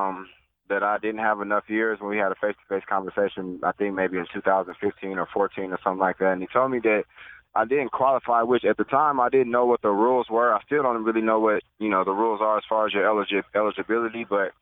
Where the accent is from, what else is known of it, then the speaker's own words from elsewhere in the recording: Nebraska, United States; also born or lived in Regina, Saskatchewan; now in Austin, United States; I'm from Nebraska, so I was raised in a lot of snow.